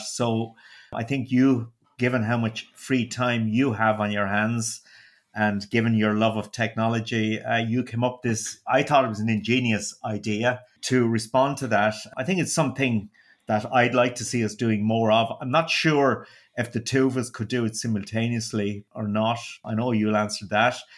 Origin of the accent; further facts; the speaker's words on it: Waterford, Munster, Ireland; accent: Waterford; my dulcet Waterford accent